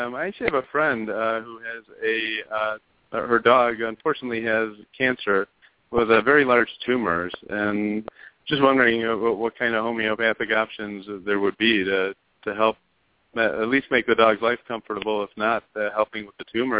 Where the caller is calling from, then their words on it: Arizona, United States; I'm calling from Arizona.